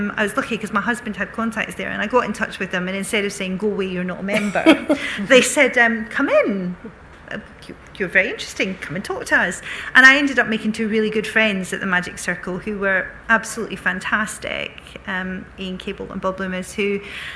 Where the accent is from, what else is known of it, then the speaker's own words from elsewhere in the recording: Bellshill, Scotland, United Kingdom; when I was growing up in Belt Sill, there were a girl I went to school